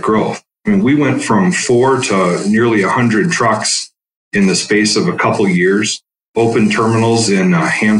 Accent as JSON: {"language": "English", "town": "Madison", "region": "Wisconsin", "country": "United States", "tie": "born or raised there", "also_born_or_lived": "Stevens Point, Wisconsin / Marshfield, Wisconsin", "said": "I grew up mostly in Madison, Wisconsin. Spent most of my formative years, middle school, high school"}